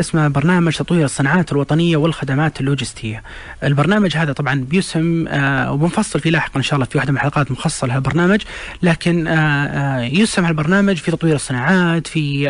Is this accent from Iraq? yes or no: no; Saudi Arabia; عندنا بالسعوديه